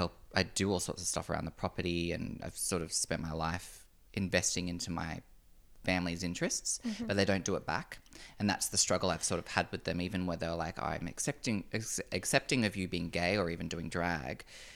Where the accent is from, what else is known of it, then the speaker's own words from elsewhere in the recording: Noosa, Queensland, Australia; Just growing up around the Noosa Shire, I mean, it's white bread.